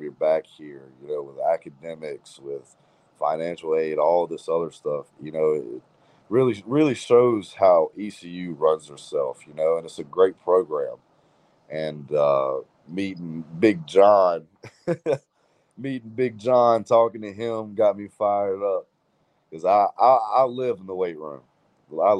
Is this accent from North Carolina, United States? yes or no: yes; Greenville, North Carolina, United States; that's my hometown, well, closely